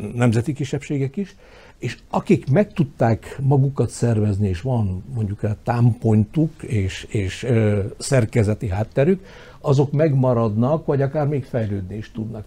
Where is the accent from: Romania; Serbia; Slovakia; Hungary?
Slovakia; Felvidék, southern Slovakia; mi felvidéki magyarok